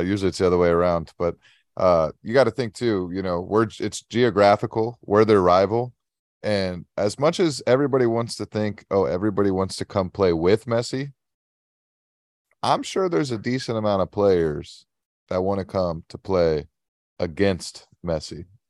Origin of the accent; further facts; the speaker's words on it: United States; I'm American